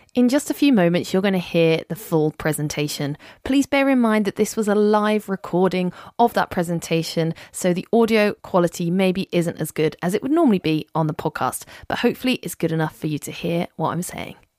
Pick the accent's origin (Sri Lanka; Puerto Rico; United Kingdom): United Kingdom; accent: British; I'm, uh, based here in the U K, as you can probably hear from my accent